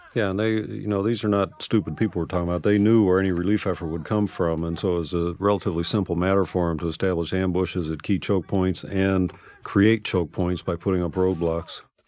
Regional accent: United States; growing up in America

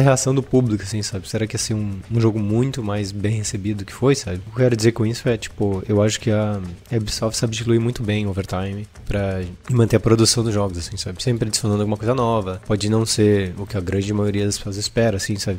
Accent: Brazil; eu cresci em Concorde

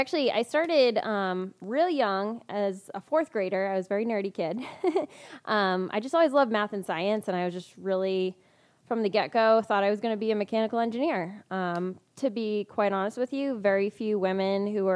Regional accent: Massachusetts, United States; moved away as an adult; also born or lived in Maine; now in San Diego, United States; I'm originally actually from Massachusetts

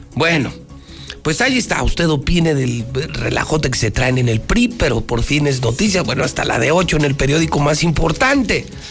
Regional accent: Mexico; soy un amante de México. Amo a mi país.

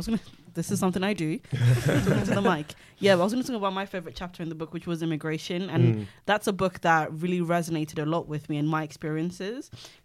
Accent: Nigeria; so I'm still a Nigerian citizen, but I have a an indefinite leave to remain.

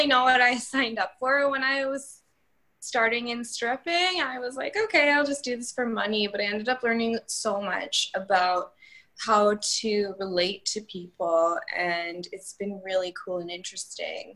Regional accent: Victoria, British Columbia, Canada; now in Vancouver, Canada; I was raised here for my whole life

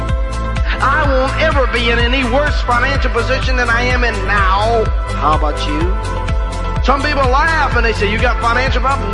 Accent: Rome, New York, United States; moved away; I go back to my hometown in Rome, New York

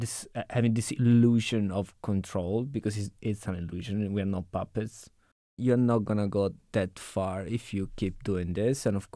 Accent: Italy; You know, I'm from Italy. I cannot control it.

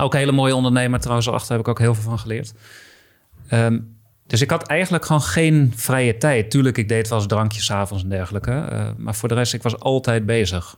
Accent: Heerhugowaard, North Holland, Netherlands; ik kom uit Herengewaard, dus eh, ook al West-Friesland genoemd

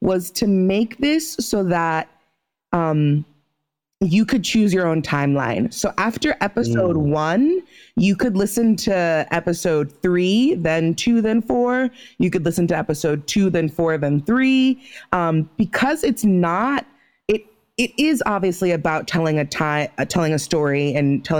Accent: United States; I'm also American born.

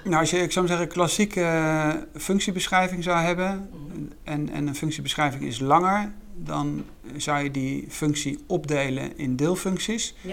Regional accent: Netherlands; wij eigenlijk allemaal kennen ook als Nederlanders

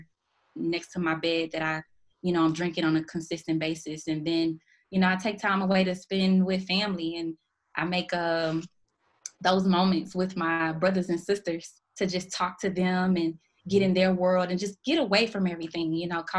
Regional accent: Houston, Texas, United States; I grew up in Houston, Texas, born and raised.

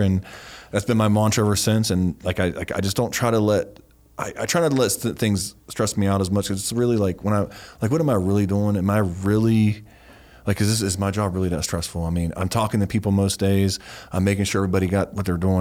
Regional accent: Ohio Valley, United States; born or raised there; moved away

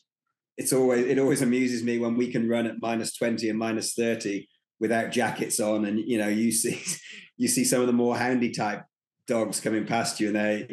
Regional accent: United Kingdom; moved away; also born or lived in East Coast, United States; being British and having Siberians

